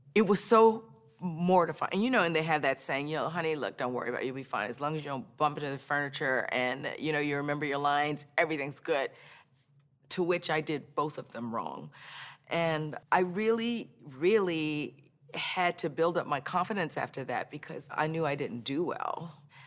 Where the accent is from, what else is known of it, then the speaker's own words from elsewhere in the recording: Baton Rouge, Louisiana, United States; moved away; I grew up in Baton Rouge, Louisiana